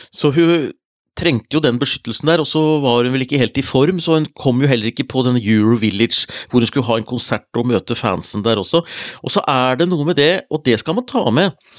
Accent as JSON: {"language": "Norwegian", "country": "Norway", "said": "jeg er fra Norge"}